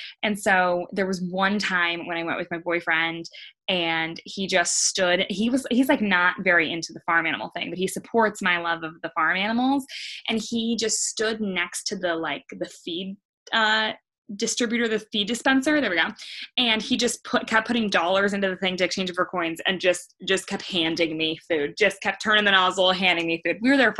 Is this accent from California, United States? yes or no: yes; California, United States; moved away as an adult; now in New York, United States; I am originally from California, moved to New York for law school.